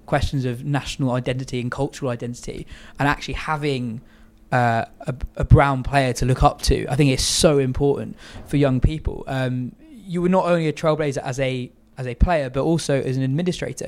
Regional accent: England, United Kingdom; first language English; I was born here, uh, a lot of my family's from Pakistan

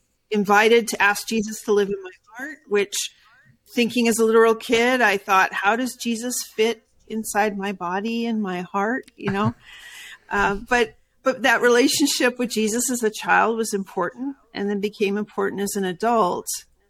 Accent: California, United States; also born or lived in Brazil / South Carolina; because I was born in South Carolina, grew up in Brazil, then in Southern California.

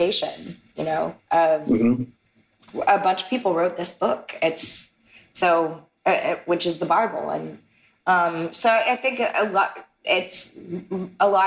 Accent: Texas, United States; when I grew up in Texas, I was told that God is judgmental of anybody that's not heterosexual

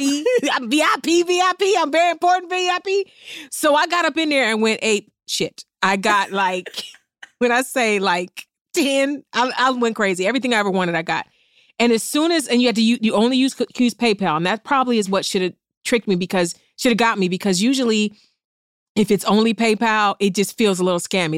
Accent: East Cleveland, Ohio, United States; I'm from East Cleveland

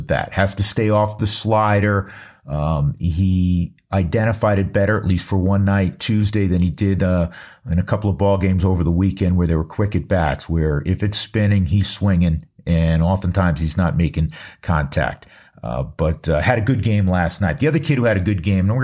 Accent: New York, United States; moved away; I grew up in New York

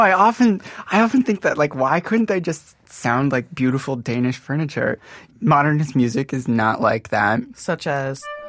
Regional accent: Modesto, California, United States; moved away as an adult; also born or lived in Grand Rapids, Michigan / Rockford, Illinois; I spent about eight or nine years in Modesto, California. Did the bulk of my growing up there

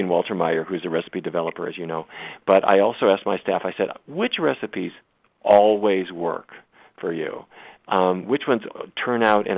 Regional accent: North Dakota, United States; when I was a kid, I grew up in North Dakota

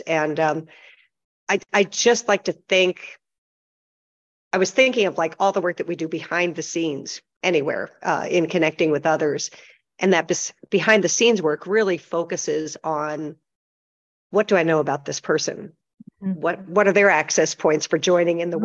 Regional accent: Pennsylvania, United States; also born or lived in Michigan; now in Las Vegas, United States; I grew up originally in Pennsylvania, went to school in Michigan, and I've lived in Las Vegas since 1979

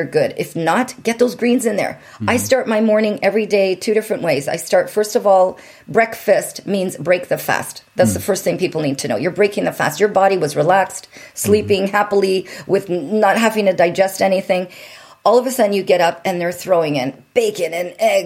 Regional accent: Windsor, Ontario, Canada; moved away as an adult; now in California, United States; Windsor, Ontario. And if you blink your eyes on a map, you might just miss it

